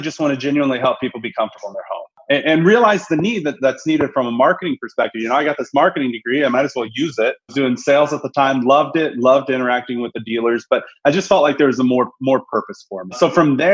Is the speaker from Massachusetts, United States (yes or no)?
no; Indianapolis, Indiana, United States; moved away as an adult; I'm originally from Indiana, the Indianapolis, greater India area